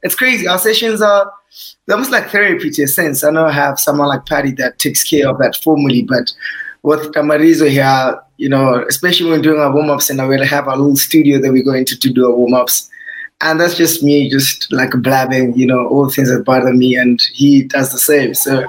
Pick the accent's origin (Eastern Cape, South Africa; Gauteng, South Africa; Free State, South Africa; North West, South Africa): Free State, South Africa; Welkom; moved away; where I come from, I'm original from Valcom.